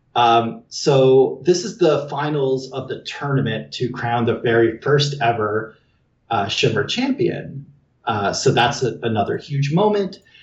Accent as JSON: {"language": "English", "country": "Canada", "said": "I'm Canadian"}